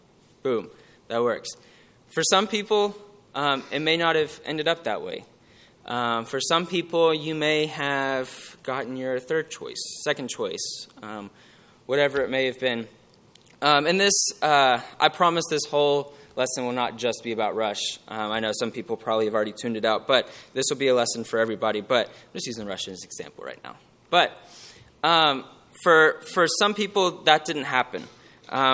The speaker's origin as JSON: {"language": "English", "town": "Houston", "region": "Texas", "country": "United States", "moved": "as an adult", "said": "I'm originally from the Houston area."}